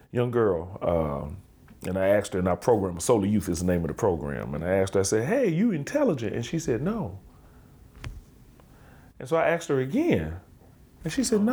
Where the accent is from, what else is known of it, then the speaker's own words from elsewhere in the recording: Birmingham, Alabama, United States; I'm from Birmingham, Alabama